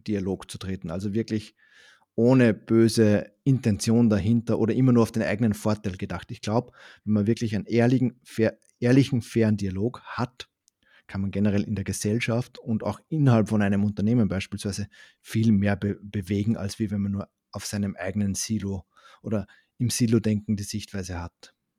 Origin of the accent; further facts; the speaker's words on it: Upper Austria, Austria; accent: Austrian; now in Düsseldorf, Germany; Ich habe aber in Österreich auch eine Wohnung ähm, in der Nähe vom See, wo ich aufgewachsen bin.